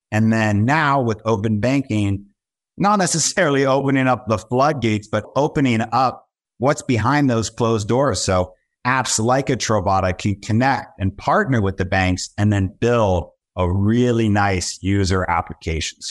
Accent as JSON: {"language": "English", "region": "Southern California", "country": "United States", "tie": "born or raised there", "moved": "yes", "lives_now": "Brooklyn, New York, United States", "said": "based out of Brooklyn, New York, born and raised in Southern California"}